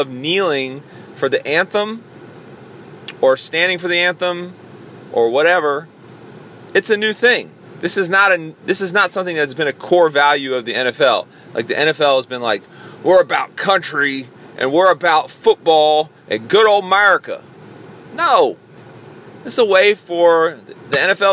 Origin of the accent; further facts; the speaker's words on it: United States; as an American